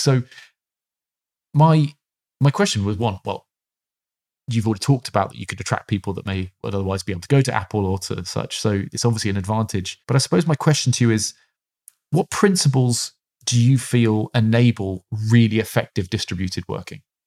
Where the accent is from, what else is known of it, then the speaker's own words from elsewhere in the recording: United Kingdom; being a British man